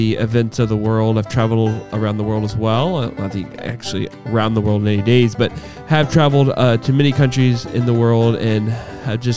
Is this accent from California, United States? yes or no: no; Collierville, Tennessee, United States; also born or lived in Evansville, Indiana; I am from Cairoville.